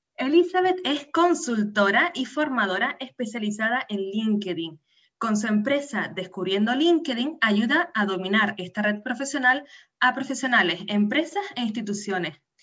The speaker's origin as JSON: {"language": "Spanish", "region": "Canary Islands", "country": "Spain", "tie": "born or raised there", "said": "nacida en Canarias"}